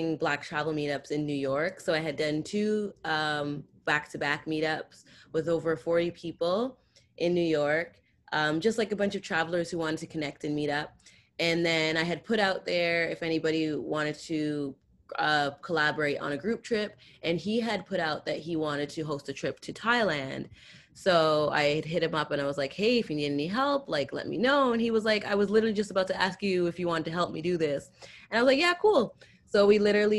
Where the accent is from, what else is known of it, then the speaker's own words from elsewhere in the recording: Toronto, Ontario, Canada; I'm from Canada